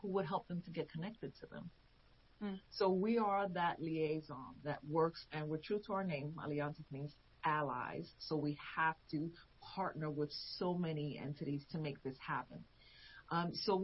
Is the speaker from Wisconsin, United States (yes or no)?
no; New York, United States; also born or lived in Puerto Rico / Pennsylvania; now in Chester County, Pennsylvania, United States; I was born in New York